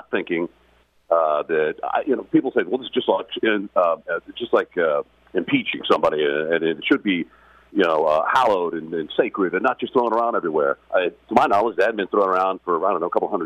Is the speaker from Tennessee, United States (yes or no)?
no; Dallas, Texas, United States; now in Florida, United States; I was born and raised in Dallas